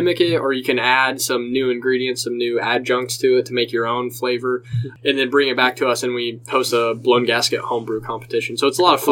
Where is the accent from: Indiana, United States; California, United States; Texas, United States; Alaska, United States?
Indiana, United States; I'm from Indiana